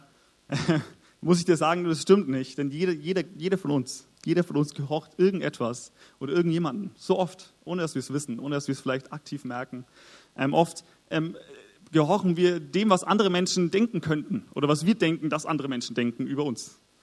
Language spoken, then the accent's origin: German; Augsburg, Bavaria, Germany; moved away as an adult; also born or lived in Nuremberg; wir kommen beide aus Augsburg. Wir sind dort aufgewachsen